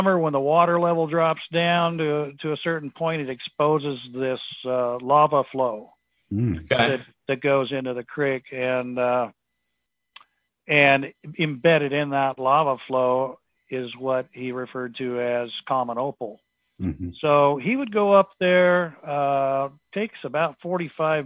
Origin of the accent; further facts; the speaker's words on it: Pacific Northwest, United States; growing up in the Pacific Northwest